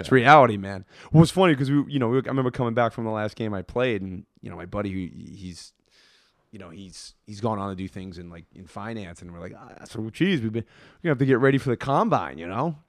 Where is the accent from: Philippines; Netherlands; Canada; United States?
United States; Worcester, Massachusetts; I grew up in Worcester.